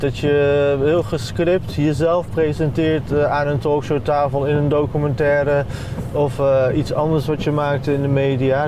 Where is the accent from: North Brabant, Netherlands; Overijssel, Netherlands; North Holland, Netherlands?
Overijssel, Netherlands; Deventer; Ik ben in Deventer geboren en getogen, gewoon het ziekenhuis hier